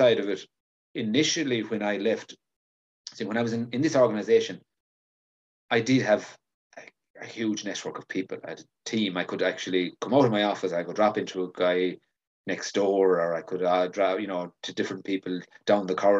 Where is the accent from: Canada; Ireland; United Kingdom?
Ireland; Galway, Connacht; I'm from Galway